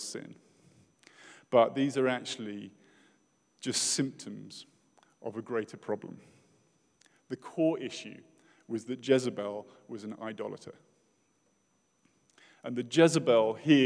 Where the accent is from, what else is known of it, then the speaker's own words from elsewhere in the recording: United Kingdom; as a British person